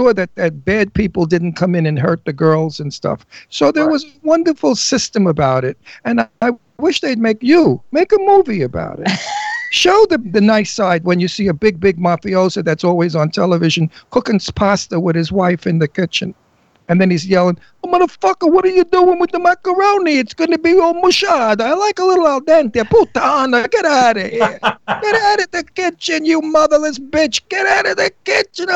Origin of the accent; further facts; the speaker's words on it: New York City, New York, United States; now in New Hope, Pennsylvania, United States; I'm from Brooklyn